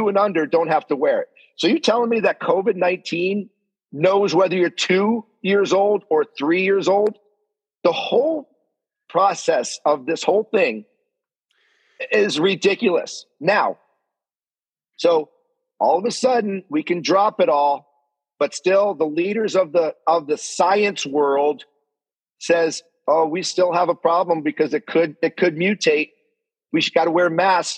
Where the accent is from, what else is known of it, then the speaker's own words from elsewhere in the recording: Canada; as a Canadian